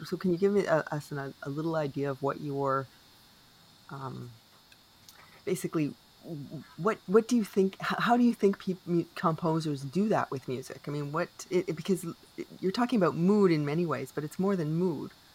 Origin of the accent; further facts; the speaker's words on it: Canada; I am unapologetically Canadian